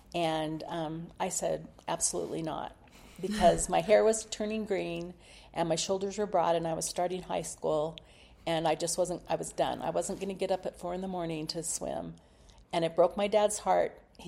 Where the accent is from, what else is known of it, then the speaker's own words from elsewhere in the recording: Palo Alto, California, United States; also born or lived in Los Altos, California; I loved growing up in Palo Alto.